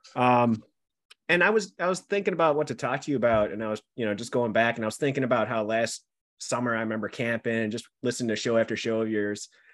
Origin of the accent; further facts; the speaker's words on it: Buffalo, New York, United States; accent: Buffalo; my Buffalo accent